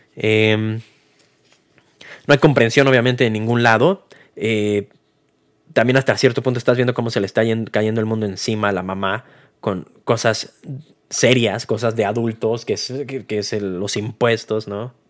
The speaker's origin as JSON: {"language": "Spanish", "country": "Mexico", "said": "como mexicano"}